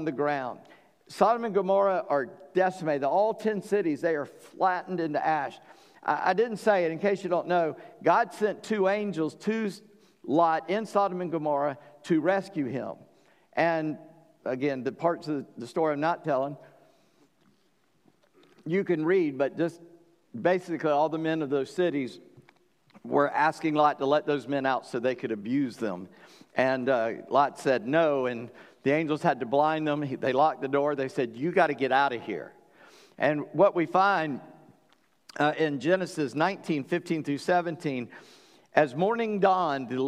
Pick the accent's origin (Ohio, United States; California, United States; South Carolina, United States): South Carolina, United States; North Charleston; When people ask me where I'm from, I say Charleston. Technically, I'm from North Charleston